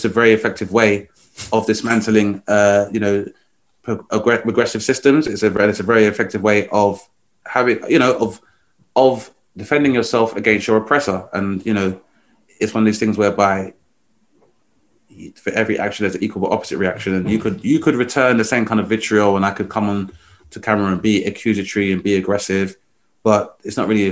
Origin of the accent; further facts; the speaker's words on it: United Kingdom; we're black, we're British, we're not going anywhere